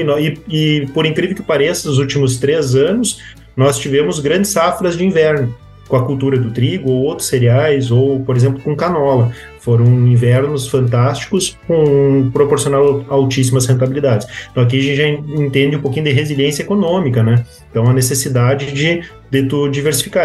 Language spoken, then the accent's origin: Portuguese; Cachoeira do Sul, Rio Grande do Sul, Brazil; moved away as an adult; also born or lived in Santa Maria; now in Cruz Alta, Brazil; Sou natural de Cachoeira do Sul, sou de família é, ligada ao meio rural